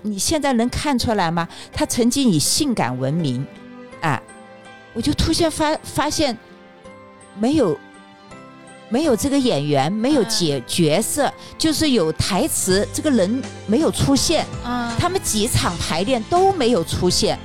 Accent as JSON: {"language": "Chinese", "region": "Sichuan", "country": "China", "moved": "yes", "lives_now": "Beijing, China", "said": "我不是四川人吗"}